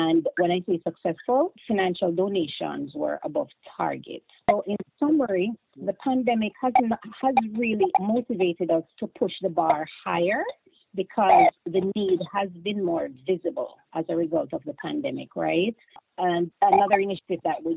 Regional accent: Clarendon Parish, Jamaica; moved away as an adult; now in United States; I'm from Clarendon, went to Glenmuir High School

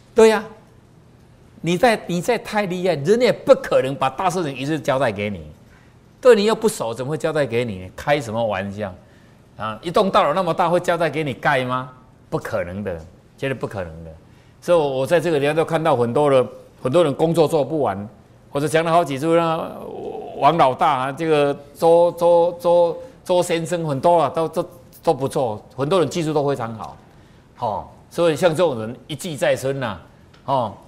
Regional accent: Taiwan; 你看我们台湾人就这么好

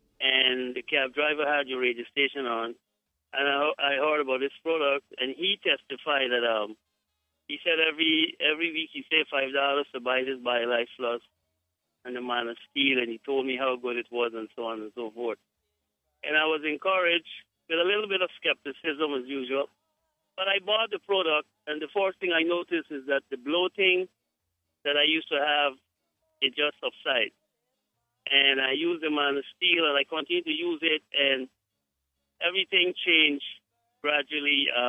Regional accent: Guyana; I am from Guyana, but I have, my wife is from Jamaica. So I've been to Jamaica a lot.

